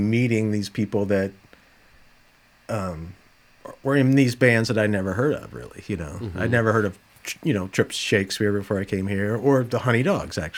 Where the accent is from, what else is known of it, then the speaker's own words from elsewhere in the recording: Dallas, Texas, United States; moved away as an adult; now in Minneapolis–Saint Paul, United States; I grew up in Dallas, a suburb of Dallas